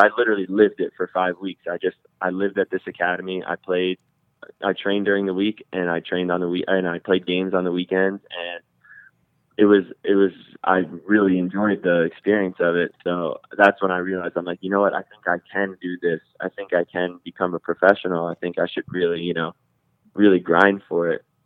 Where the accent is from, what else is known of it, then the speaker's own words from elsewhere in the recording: New Jersey, United States; I'm from Jersey, but I'm on the border of Rockland, Rockland County, New York.